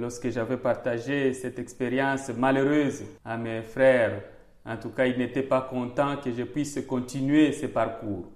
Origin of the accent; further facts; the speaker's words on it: South Kivu, DR Congo; moved away as an adult; also born or lived in Kinshasa / Tanzania; now in Charleroi, Belgium; étant donc au Sud Kivu, mon village est situé à 300 km donc, de, la région, chef-lieu de la région, qui est à Bukavu, et c'est là où j'ai grandi